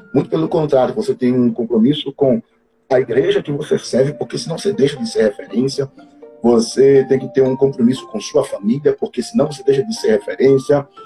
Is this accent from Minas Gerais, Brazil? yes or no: no; Mata de São João, Bahia, Brazil; now in Sergipe, Brazil; eu me criei, é, eu nasci né, é, em uma cidade da Bahia chamada Mata de São João